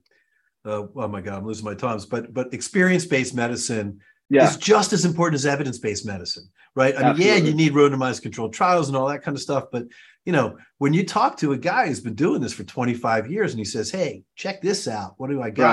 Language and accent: English; Baltimore, Maryland, United States; moved away; my hometown